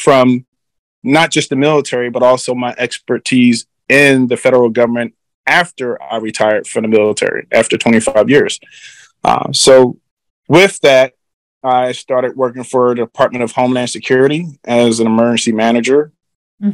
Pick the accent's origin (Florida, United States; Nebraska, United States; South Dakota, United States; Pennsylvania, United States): Pennsylvania, United States; Philadelphia; moved away as an adult; I grew up in the cities of Philadelphia, a city of brotherly love